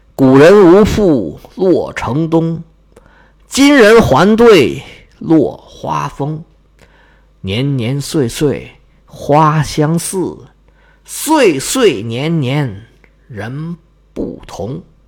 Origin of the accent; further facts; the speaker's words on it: China; 在我们中国人的价值观里面